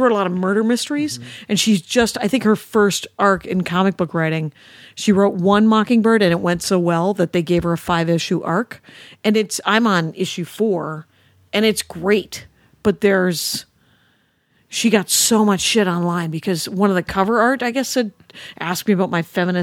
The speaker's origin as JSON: {"language": "English", "country": "United States", "said": "I'm an American"}